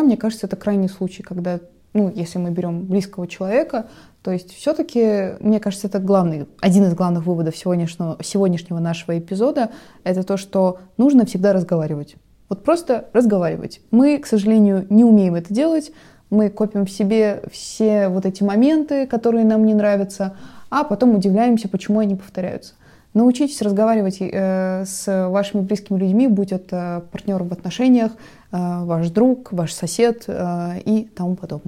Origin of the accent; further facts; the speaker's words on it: Russia; у нас на родине